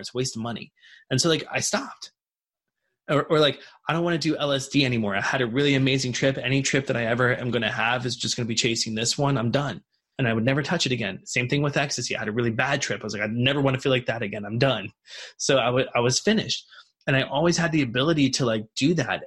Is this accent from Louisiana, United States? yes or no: no; Martinsburg, West Virginia, United States; Martinsburg, West Virginia, which is where I grew up.